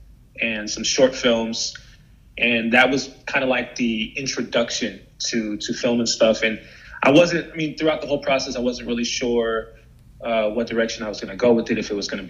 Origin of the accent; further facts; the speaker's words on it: San Francisco Bay Area, California, United States; moved away as an adult; now in Los Angeles, United States; I'm from San Francisco Bay Area.